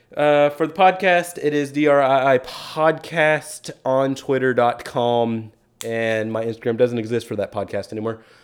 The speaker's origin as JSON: {"language": "English", "town": "Keller", "region": "Texas", "country": "United States", "tie": "born or raised there", "moved": "yes", "said": "I drove back to Keller for a little bit back to my hometown"}